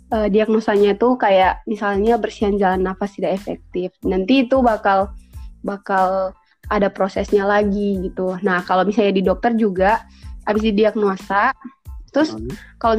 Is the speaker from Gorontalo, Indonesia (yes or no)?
yes; Gorontalo, Indonesia; Hai semuanya … aku dari Gorontalo, mahasiswa di UNG dan salam kenal.